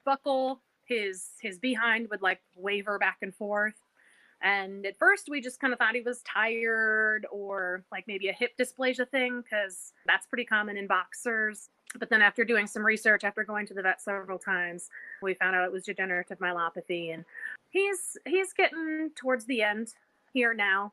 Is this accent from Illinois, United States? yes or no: yes; Illinois, United States; now in North Carolina, United States; I live in North Carolina now, but we're from Illinois